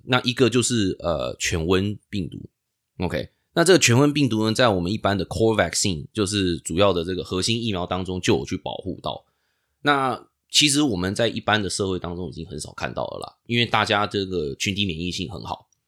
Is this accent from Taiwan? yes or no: yes; Taiwan; moved away as an adult; now in United States; 我以前在台湾长大